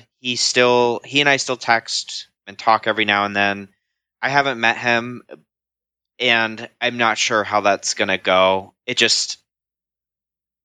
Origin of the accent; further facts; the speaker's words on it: Columbus, Ohio, United States; I am 29 years old now, and I am from Columbus, Ohio